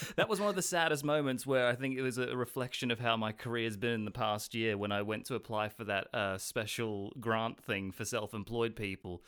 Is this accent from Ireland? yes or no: no; Australia; now in United Kingdom; I'm from Australia